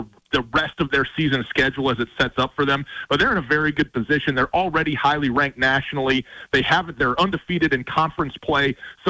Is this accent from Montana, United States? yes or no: yes; Missoula, Montana, United States; born or raised there